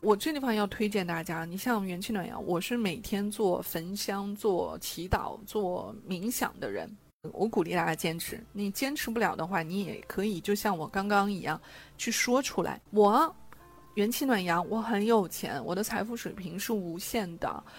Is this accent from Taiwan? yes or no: no; China; 我们中国人